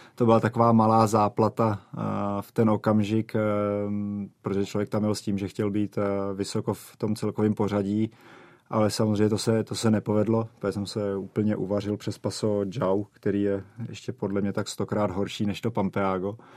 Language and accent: Czech; Czechia; u nás v Čechách